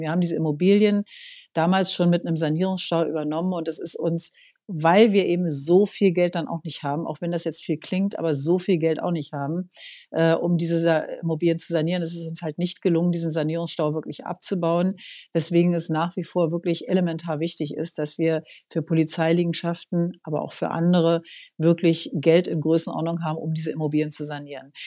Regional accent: Berlin, Germany; ich bin in Berlin geboren, also äh, bin hier aufgewachsen, immer schon in dieser Stadt

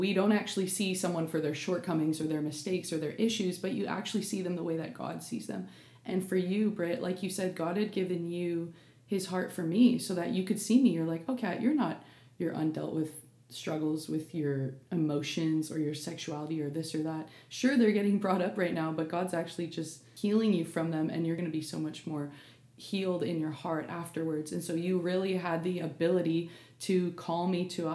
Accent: Canada; I'm Canadian actually.

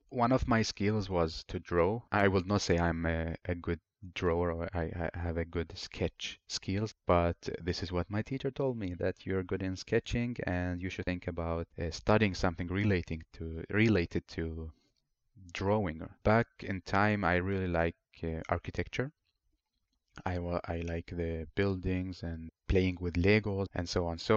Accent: Helsingborg, Skåne, Sweden; so, back to my story. I grew up here in Helsingborg. I made great friends uh, from different nationalities, which is really great because back home we just

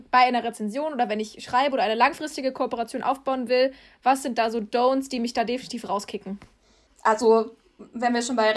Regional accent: Rüsselsheim, Hesse, Germany; ich komme aus Rüsselsheim.

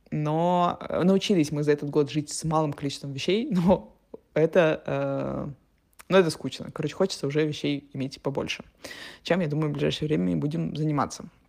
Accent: Russia; moved away as an adult; also born or lived in Turkey / Montenegro; now in Portugal; мы из России

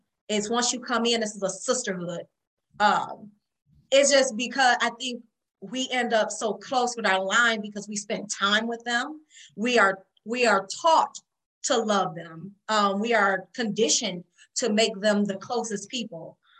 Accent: Detroit, Michigan, United States; and I'm from Detroit.

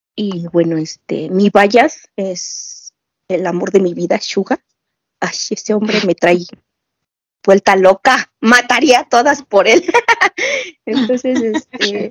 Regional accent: Mexico City, Mexico; soy de la Ciudad de México.

